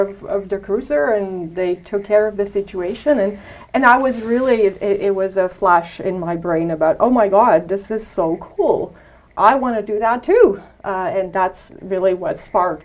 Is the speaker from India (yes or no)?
no; Romania; English is a second language; moved away as an adult; now in Canada; I was new to Canada. As you know, I'm from Romania. I came here when I was very young. I was 21